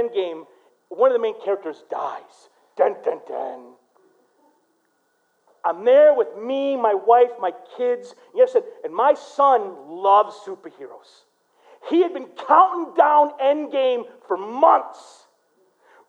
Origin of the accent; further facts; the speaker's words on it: Flint, Michigan, United States; I grew up in Flint